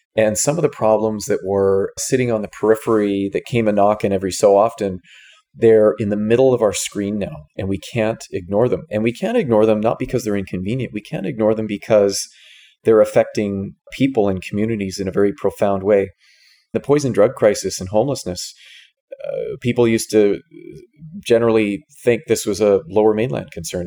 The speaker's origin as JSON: {"language": "English", "town": "Victoria", "region": "British Columbia", "country": "Canada", "tie": "born or raised there", "moved": "as an adult", "lives_now": "Vancouver, Canada", "said": "I was born on Vancouver Island in Victoria. Spent the first almost 30 years of my life there"}